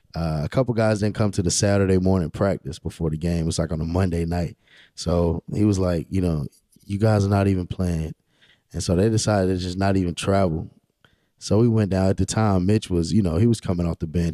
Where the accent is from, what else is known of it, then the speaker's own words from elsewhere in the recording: Rocky Mount, North Carolina, United States; also born or lived in Pinetops, North Carolina; I'm born and raised in Rocky Mount, uh, nineteen ninety-two. I grew up on Sycamore Street.